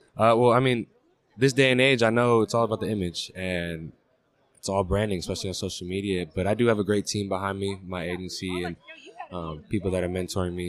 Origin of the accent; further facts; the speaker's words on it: San Francisco, California, United States; also born or lived in Oakland; I grew up in San Francisco, Oakland